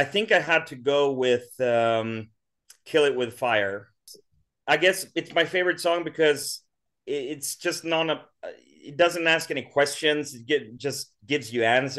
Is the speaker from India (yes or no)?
no; Sweden; born or raised there; also born or lived in Stockholm